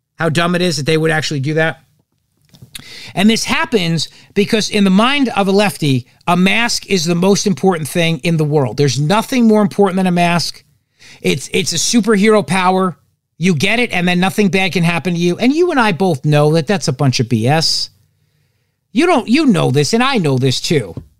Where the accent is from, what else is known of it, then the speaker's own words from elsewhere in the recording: New Jersey, United States; I'm from New Jersey